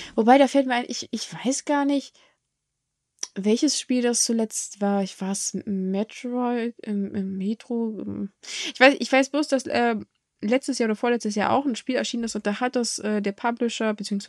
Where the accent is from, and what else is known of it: Germany